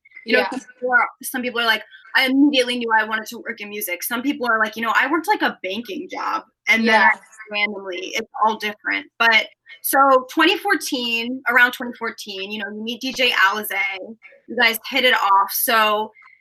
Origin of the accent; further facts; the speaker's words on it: Atlanta, Georgia, United States; I'm from Atlanta